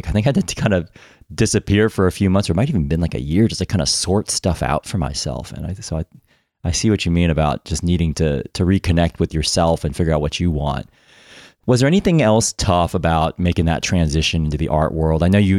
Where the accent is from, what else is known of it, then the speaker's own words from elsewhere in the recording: United States; I'm Asian American